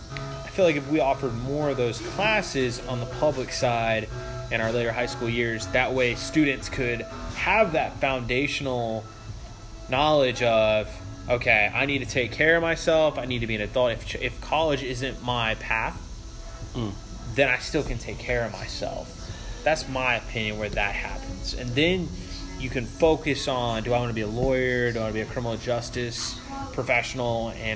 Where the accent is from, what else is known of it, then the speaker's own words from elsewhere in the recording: Chesapeake, Virginia, United States; now in Durham, United States; I'm from Chesapeake